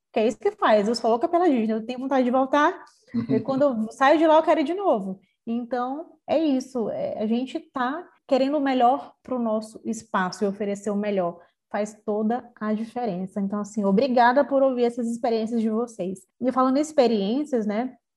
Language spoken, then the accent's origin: Portuguese; São Luís, Maranhão, Brazil; eu sou aqui de São Luís do Maranhão